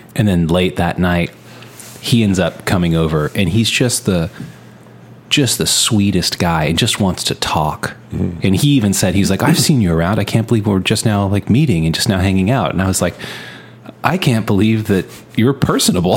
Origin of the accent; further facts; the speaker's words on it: Texas, United States; we're from Texas